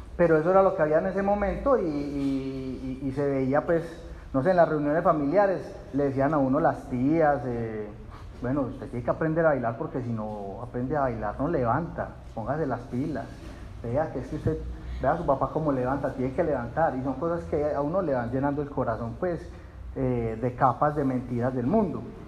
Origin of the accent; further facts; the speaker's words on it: Puerto Nare, Antioquia, Colombia; yo crecí en Puerto Nares